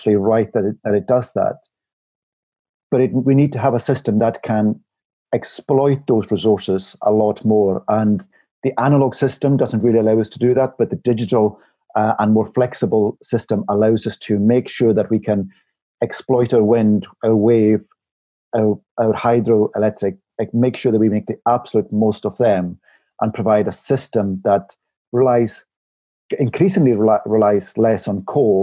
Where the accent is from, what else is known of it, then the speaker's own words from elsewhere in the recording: Isle of Barra, Outer Hebrides, Scotland, United Kingdom; moved away; I'm originally from the Isle of Barra, near the Outer Hebrides, and I know my parents' home, it's an old croft house